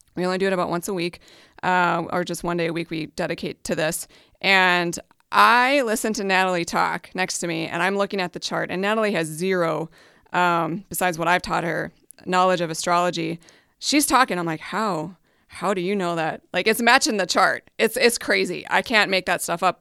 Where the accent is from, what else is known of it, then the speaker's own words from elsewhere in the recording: Hibbing, Minnesota, United States; I went up to my hometown, which is Hibbing, Minnesota, up on the Iron Range